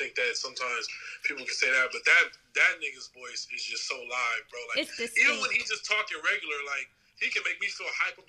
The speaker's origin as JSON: {"language": "English", "town": "Los Angeles", "region": "California", "country": "United States", "tie": "born or raised there", "also_born_or_lived": "Chicago", "said": "Live from Englewood, California. Born and raised in Los Angeles. Went to school in Chicago for a brief minute at DePaul University"}